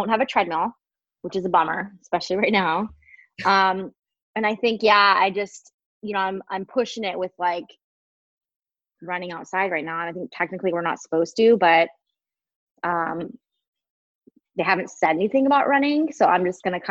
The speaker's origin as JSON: {"language": "English", "region": "Washington", "country": "United States", "tie": "born or raised there", "moved": "yes", "lives_now": "California, United States", "said": "I grew up in Washington State"}